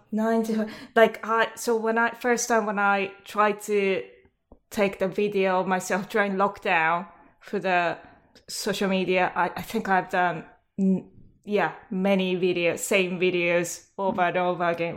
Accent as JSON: {"language": "English", "country": "Japan", "moved": "yes", "said": "I'm from Japan"}